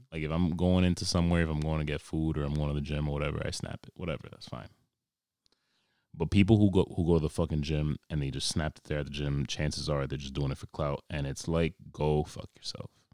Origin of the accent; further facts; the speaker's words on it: New York, United States; I was born and raised in New York